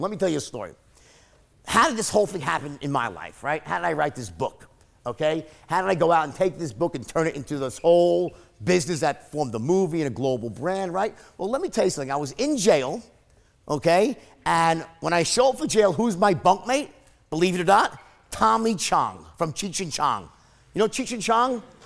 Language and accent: English; New York, United States; I'm from New York and I worked on Wall Street